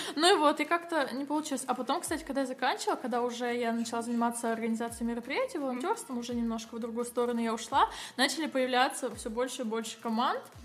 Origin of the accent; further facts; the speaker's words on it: Kazakhstan; я сама из Казахстана